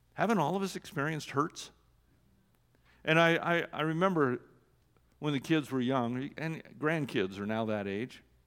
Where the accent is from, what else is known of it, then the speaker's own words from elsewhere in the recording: Oregon, United States; I was born in Oregon